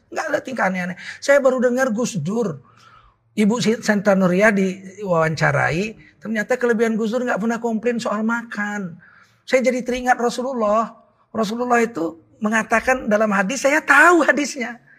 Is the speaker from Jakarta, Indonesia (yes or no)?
no; Medan, North Sumatra, Indonesia; Saya orang Medan